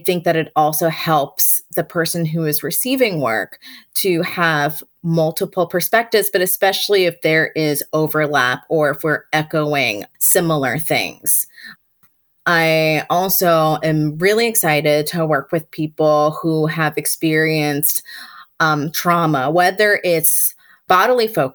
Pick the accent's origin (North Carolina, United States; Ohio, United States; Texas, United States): North Carolina, United States; Chapel Hill; I grew up in Chapel Hill, North Carolina